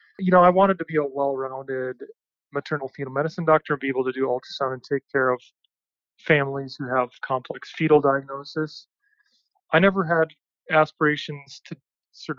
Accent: Minnesota, United States; moved away as an adult; also born or lived in North Carolina / Chicago, Illinois; now in Utah, United States; I grew up in Minnesota.

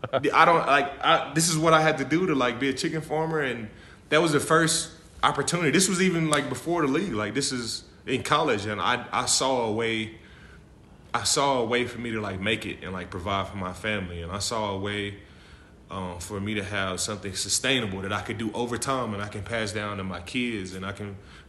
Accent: Dallas, Texas, United States; I'm from Dallas, Texas. You know, I grew up in the country

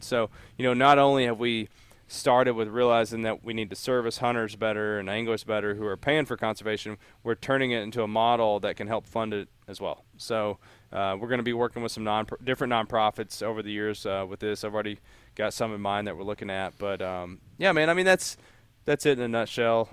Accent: Appalachia, United States; moved away as an adult; also born or lived in Memphis / Kentucky; I grew up in Appalachia

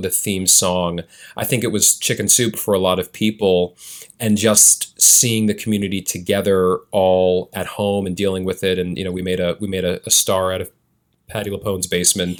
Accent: New York City, New York, United States; I was born and raised in Chelsea

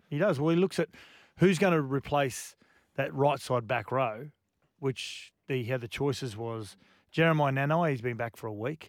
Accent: Queensland, Australia; as a Queenslander

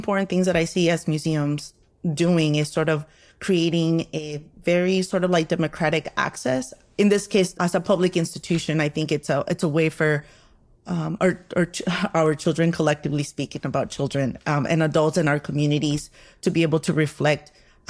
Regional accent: Texas, United States; I grew up in the Southwest here in Texas

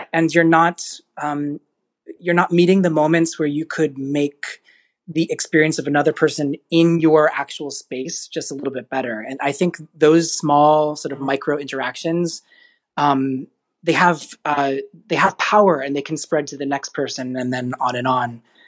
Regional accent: Frederick, Maryland, United States; I grew up in Frederick, Maryland

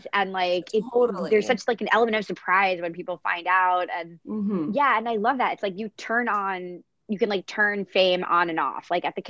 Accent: New York, United States; moved away; I grew up in New York

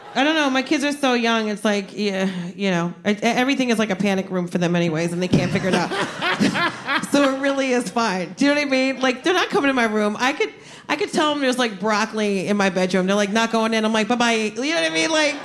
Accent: New Jersey, United States; Yeah, I'm from Jersey. Like, you learn how to fight, like, before you learn how to write your name.

